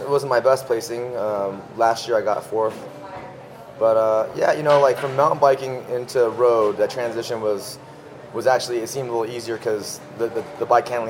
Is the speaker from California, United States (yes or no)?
yes; California, United States; Okay, I grew up in Northern California, near Napa Valley. I was born and raised in that area for about 18 years.